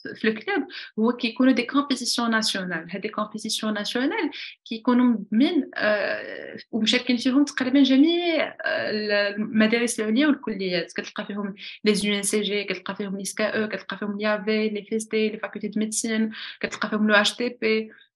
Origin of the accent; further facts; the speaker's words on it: Morocco; وحنايا كشعب مغربي